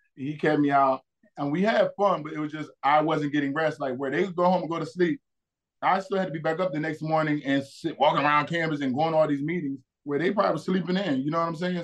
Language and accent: English; New Jersey, United States; moved away as an adult; I grew up in South Jersey, so I was an Eagles fan